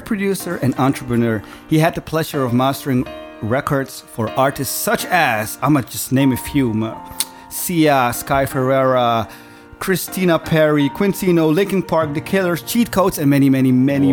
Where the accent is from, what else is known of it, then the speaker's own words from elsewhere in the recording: Philippines; I'm a Filipino guy